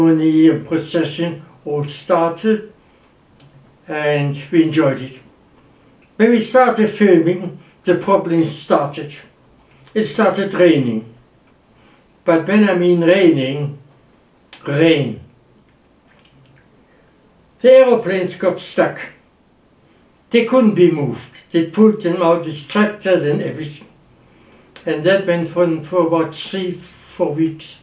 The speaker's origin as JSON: {"language": "English", "town": "Wuppertal", "region": "North Rhine-Westphalia", "country": "Germany", "tie": "born or raised there", "also_born_or_lived": "London", "moved": "as an adult", "said": "I am German. I was born in Wuppertal"}